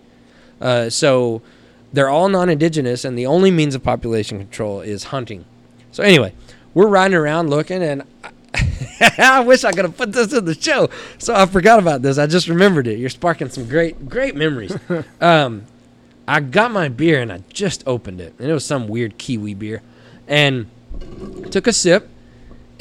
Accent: Knox City, Texas, United States; coming from Knox City, Texas high school, go Greyhounds.

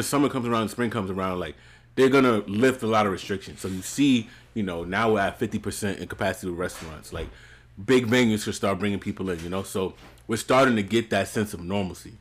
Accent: New York City, New York, United States; As a New Yorker, as a Brooklynite

